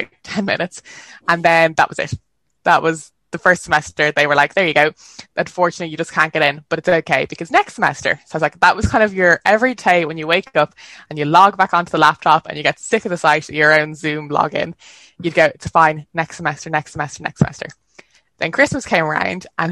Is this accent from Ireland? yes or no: yes; Dublin, Leinster, Ireland; you can tell I'm from Dublin